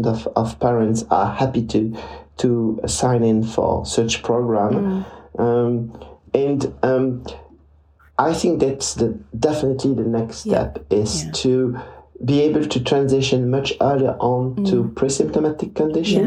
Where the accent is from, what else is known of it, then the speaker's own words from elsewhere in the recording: Liège, Wallonia, Belgium; my hometown in Liège